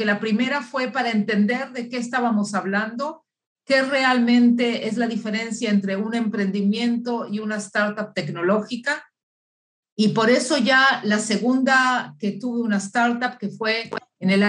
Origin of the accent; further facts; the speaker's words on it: Uruguay; born there; moved away; also born or lived in Chile / Argentina / Mexico / Boston, United States; yo soy nacida en Uruguay y viví en muchos países de América Latina, viví en Chile, viví en Argentina, viví en México muchos años y también este, un poco estuve en Boston, en, en Estados Unidos. Por eso que mi acento es una combinación de, varios eh, países.